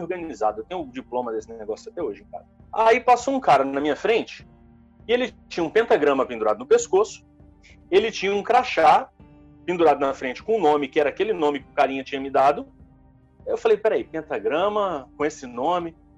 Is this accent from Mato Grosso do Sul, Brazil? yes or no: no; interior of Espírito Santo, Brazil; also born or lived in Vitória; eu sou do interior do Espírito Santo. Eu, eu nasci e cresci na roça, é, até os 16 anos